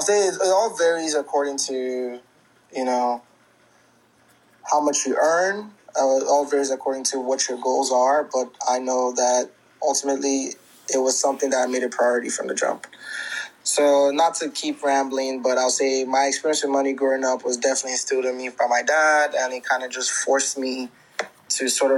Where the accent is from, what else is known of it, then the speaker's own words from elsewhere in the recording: Nigeria; moved away; a lot of us who identify as Nigerians from, you know, born and raised in Nigeria